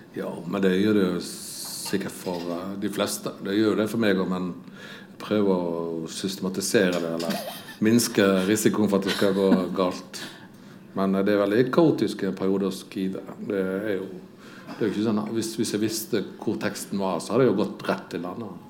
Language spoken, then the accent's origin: Norwegian; Odda, Vestland, Norway; når jeg vokste opp eh, i Odda